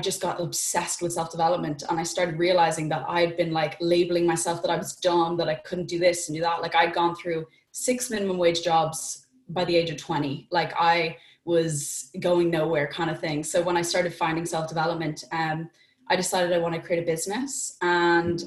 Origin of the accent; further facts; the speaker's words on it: Dublin, Leinster, Ireland; I'm from Dublin in Ireland